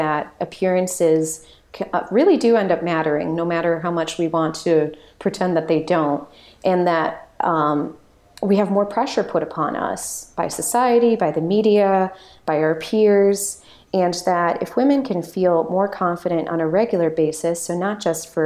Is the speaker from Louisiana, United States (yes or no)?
no; Lake Bluff, Illinois, United States; now in Chicago, United States; up to my hometown of Lake Bluff